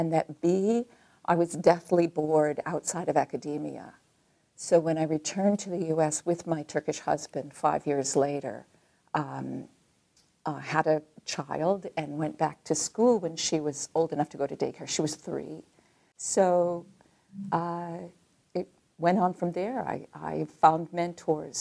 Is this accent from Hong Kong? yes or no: no; Detroit, Michigan, United States; moved away as an adult; I'm from Michigan. I'm from Detroit, Michigan.